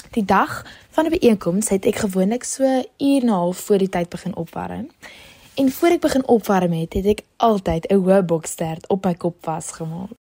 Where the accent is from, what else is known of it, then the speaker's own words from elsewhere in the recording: Ceres, Western Cape, South Africa; Ek kom van Ceres af en ek is in Charlie Hofmeyer op skool.